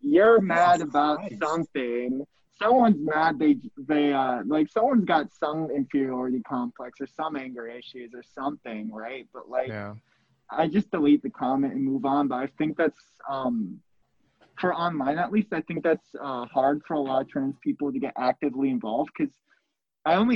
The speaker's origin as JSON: {"language": "English", "region": "West Coast", "country": "United States", "tie": "born or raised there", "moved": "yes", "said": "I'm from the West Coast, born and raised"}